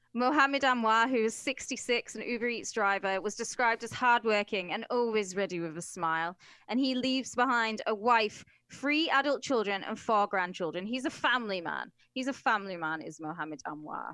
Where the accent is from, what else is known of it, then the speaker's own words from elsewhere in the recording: United Kingdom; I'm British, mate.